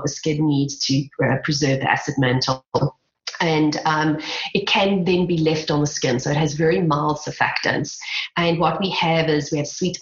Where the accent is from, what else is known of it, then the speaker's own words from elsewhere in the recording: South Africa; accent: South African; my South African accent